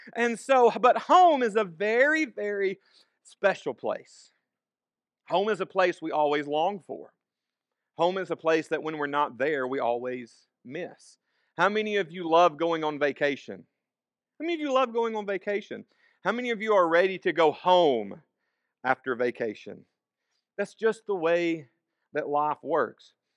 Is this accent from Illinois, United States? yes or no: no; Savannah, Tennessee, United States; born or raised there; also born or lived in Florence, Alabama